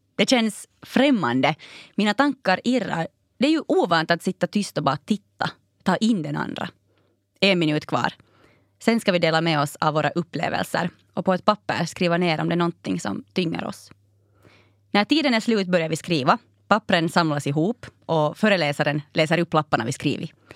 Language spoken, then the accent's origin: Swedish; Raseborg, Uusimaa, Finland; also born or lived in Helsinki; min älskade hemstad Raseborg